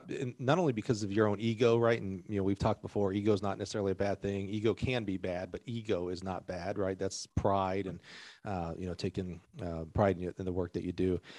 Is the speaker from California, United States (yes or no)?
no; Alabama, United States; growing up in Alabama